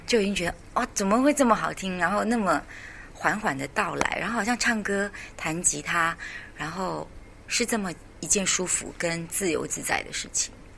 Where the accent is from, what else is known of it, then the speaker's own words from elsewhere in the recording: Taipei, Taiwan; 我的家乡台北市